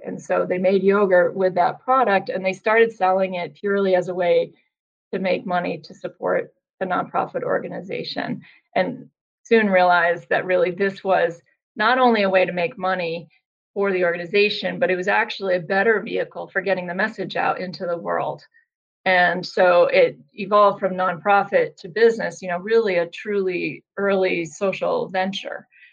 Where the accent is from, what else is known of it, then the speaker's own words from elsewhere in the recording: Vermont, United States; moved away as an adult; also born or lived in Boston; I'm originally from Vermont